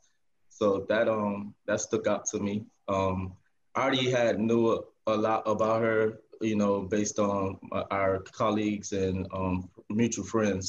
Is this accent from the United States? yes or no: yes; Miami, Florida, United States; also born or lived in Würzburg, Germany; I was born in Würzburg, Germany. My father was in the military. Right after getting out of the military, we came to Miami. So I was raised here